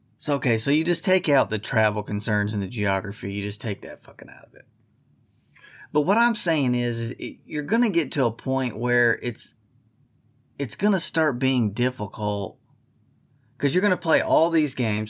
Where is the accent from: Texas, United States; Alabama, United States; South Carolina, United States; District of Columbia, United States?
Texas, United States; I'm from Texas